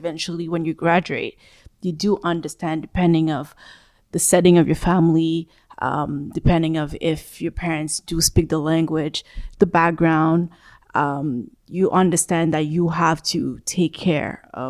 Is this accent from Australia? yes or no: no; Canada; Growing up in Canada, we can say we have the choice to choose the field that we want.